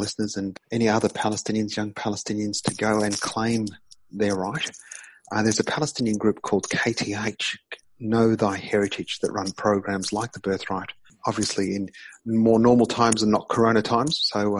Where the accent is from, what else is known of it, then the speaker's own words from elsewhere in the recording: Australia; And I'm an Australian, yeah. I look like them, but I sound like us